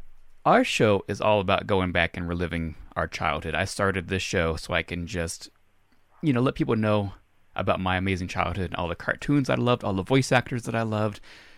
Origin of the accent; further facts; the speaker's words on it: Reno, Nevada, United States; moved away; I go back to my hometown of Reno, Nevada, show you where I kind of grew up.